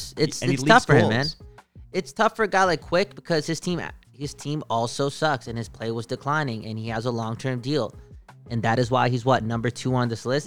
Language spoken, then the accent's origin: English; Vancouver, British Columbia, Canada; I'm from the West Coast and this is the city that I'm from